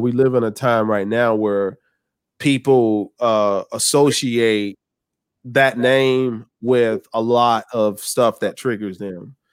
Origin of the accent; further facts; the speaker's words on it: the South, United States; I'm from the South